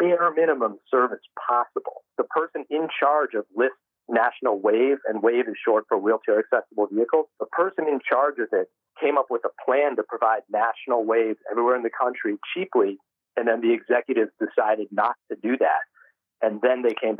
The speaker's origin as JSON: {"language": "English", "town": "White Plains", "region": "New York", "country": "United States", "tie": "born or raised there", "said": "my hometown of White Plains"}